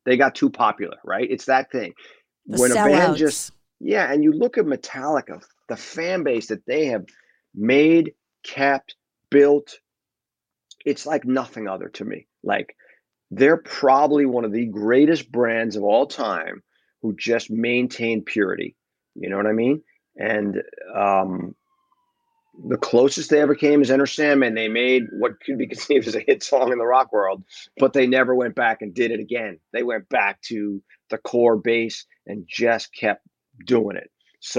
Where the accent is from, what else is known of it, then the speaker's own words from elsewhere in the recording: New York, United States; my son grew up in California, but his number one team is the New York Yankees because I grew up in New York